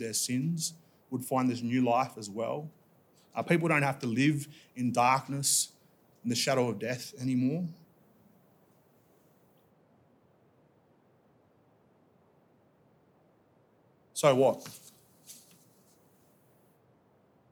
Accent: Dubbo, New South Wales, Australia; now in Tamworth, Australia; I was born in Dubbo

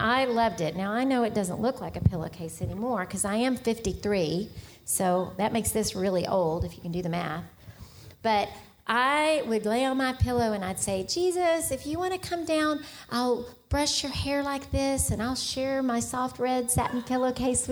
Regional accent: Richardson, Texas, United States; I had grown up in Richardson is where I grew up in North Dallas

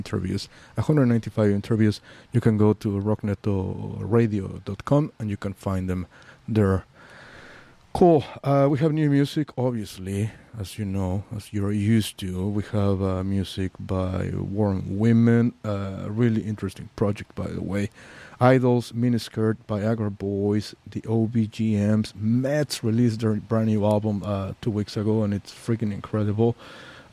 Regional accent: Mexico City, Mexico; also born or lived in Mérida, Yucatán; now in San Francisco, United States; I'm from Mexico City

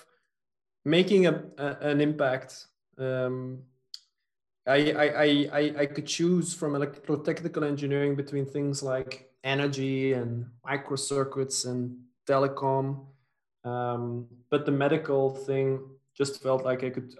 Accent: Flanders, Belgium; also born or lived in Yorktown Heights, New York, United States / French-speaking Belgium / near Antwerp; I grew up, most of my youth was in the Dutch-speaking part of Belgium, in Flanders

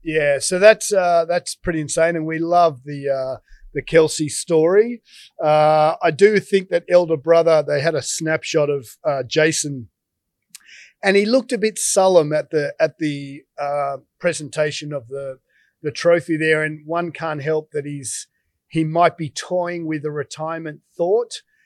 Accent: Australia; as an Aussie

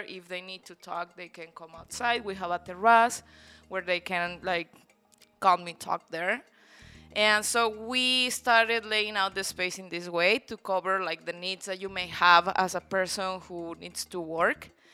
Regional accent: Guanajuato, Mexico; moved away as an adult; now in Playa del Carmen, Mexico; Mexico, in the center, um, state called Guanajuato, which is really beautiful as well

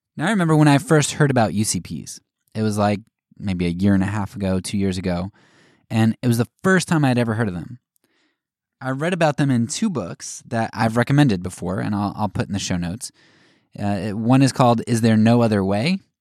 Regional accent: United States; as an American

